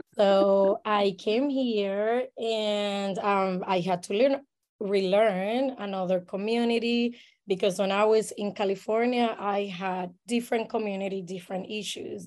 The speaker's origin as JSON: {"language": "English", "country": "Puerto Rico", "tie": "born or raised there", "moved": "as an adult", "lives_now": "Saint Petersburg, United States", "said": "I am born and raised in Puerto Rico"}